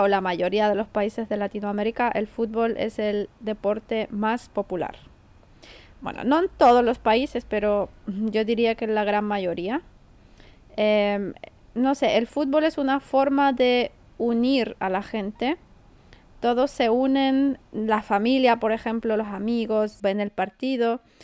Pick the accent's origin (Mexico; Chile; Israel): Chile; moved away; ya no vivo en Chile hace mucho tiempo